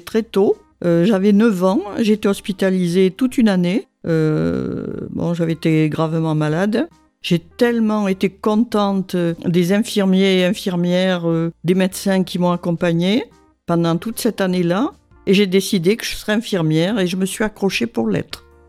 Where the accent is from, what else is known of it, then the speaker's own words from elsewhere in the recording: Gironde, Nouvelle-Aquitaine, France; also born or lived in Dordogne; je suis né à Goriac en Gironde, euh, puisque mes parents habitaient en Dordogne